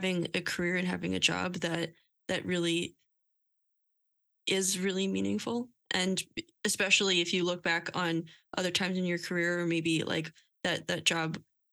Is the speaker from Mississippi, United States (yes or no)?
no; Lehigh Valley, Pennsylvania, United States; moved away as an adult; now in Philadelphia, United States; I came from a suburb outside of Philly. I came from Lehigh Valley.